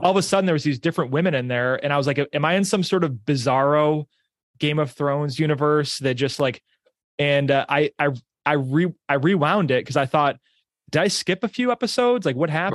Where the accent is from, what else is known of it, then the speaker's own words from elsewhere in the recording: Pittsburgh, New York, United States; I grew up in Pittsburgh, New York.